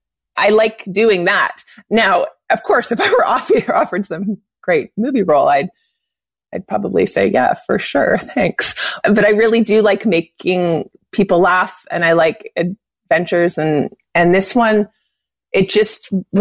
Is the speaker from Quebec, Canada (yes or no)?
yes; Montreal, Quebec, Canada; born or raised there